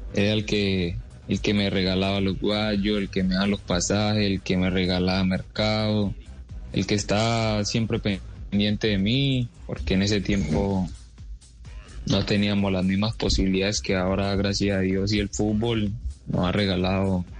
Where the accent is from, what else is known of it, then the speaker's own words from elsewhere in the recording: Medellín, Antioquia, Colombia; Yo llegué a, a, la ciudad de Medellín demasiado niño, de ahí me, me formé en el Club Deportivo Estudiantil, donde estuve casi nueve años